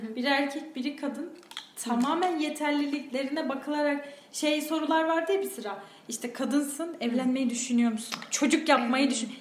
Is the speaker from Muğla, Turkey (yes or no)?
no; Boğazlıyan, Yozgat Province, Turkey; moved away; Anadolu'nun Anadolu'su iç, için içi Yozgat'ta büyümüşüm. Yozgat'ın da bir ilçesinde büyümüşüm